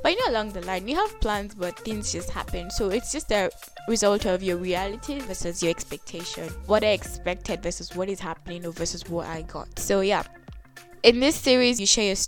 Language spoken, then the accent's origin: English; Nigeria; now in Kenya; I'm a Nigerian living in Kenya